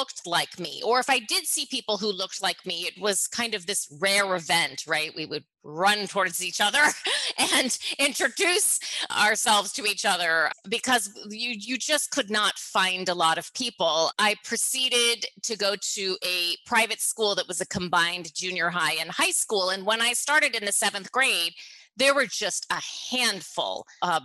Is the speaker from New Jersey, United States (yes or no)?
no; Chattanooga, Tennessee, United States; also born or lived in suburb of Detroit, Michigan; I moved from a suburb of Detroit down to Chattanooga